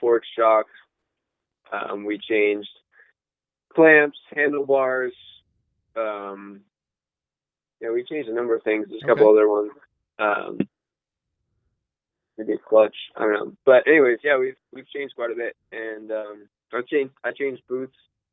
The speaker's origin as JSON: {"language": "English", "region": "West Coast", "country": "United States", "said": "I'm from the West Coast"}